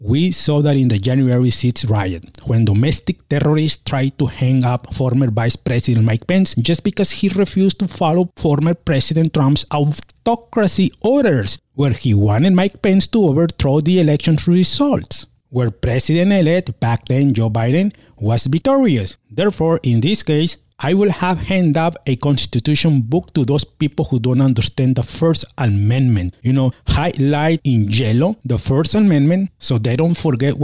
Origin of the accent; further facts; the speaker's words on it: Mexico; also born or lived in California; now in Austin, United States; my hometown in Mexico